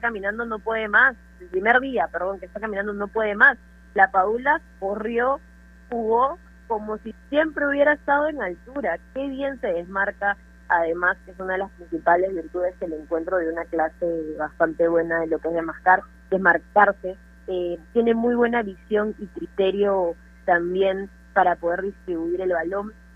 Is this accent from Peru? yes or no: yes; Peru; siendo peruana